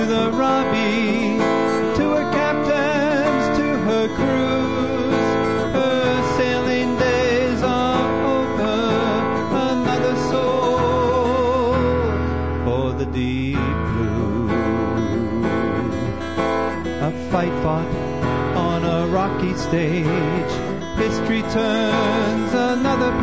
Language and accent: English; southwestern Ontario, Canada; my hometown, which is a dusty little town in the middle of nowhere in southwestern Ontario.